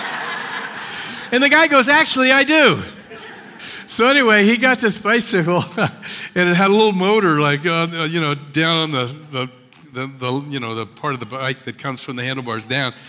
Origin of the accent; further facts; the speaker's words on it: Washington Crossing, Pennsylvania, United States; moved away; where I grew up, uh, just north of Philadelphia in the Washington Crossing